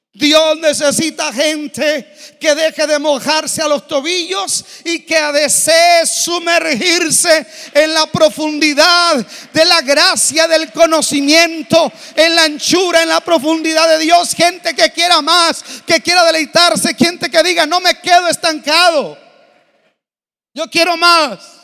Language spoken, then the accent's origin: Spanish; Mexico; Yo aprendí a nadar en el río Bravo. Viví de niño en la Bellavista, a una cuadra del río.